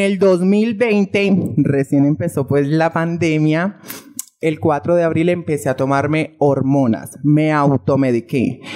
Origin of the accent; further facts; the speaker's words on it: Girardot, Cundinamarca, Colombia; moved away as an adult; now in Bogotá, Colombia; Soy de Girardot, Cundinamarca, radicada allí y todo, pero pues ahorita estoy viviendo aquí en Bogotá